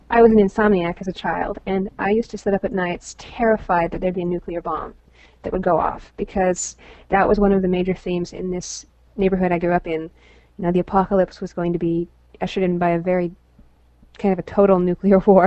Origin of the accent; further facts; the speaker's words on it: Salt Lake City, Utah, United States; I was born in Salt Lake City